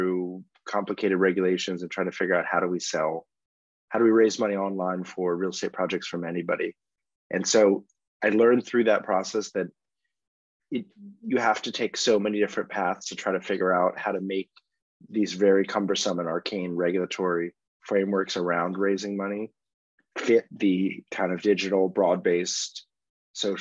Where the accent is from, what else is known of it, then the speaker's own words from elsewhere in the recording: Washington, District of Columbia, United States; moved away as an adult; now in London, United Kingdom; I grew up in Washington, D.C., and my wife and I, after we got married, moved to Europe.